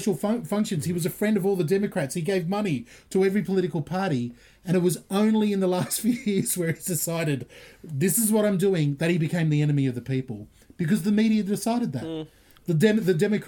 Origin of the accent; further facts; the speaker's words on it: Australia; Australian Christian